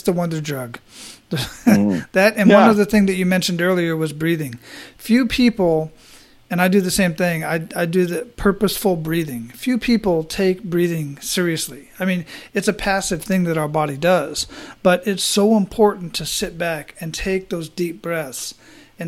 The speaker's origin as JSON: {"language": "English", "town": "Phoenix", "region": "Arizona", "country": "United States", "tie": "born or raised there", "also_born_or_lived": "Hawaii", "moved": "yes", "said": "I grew up in Phoenix, Arizona"}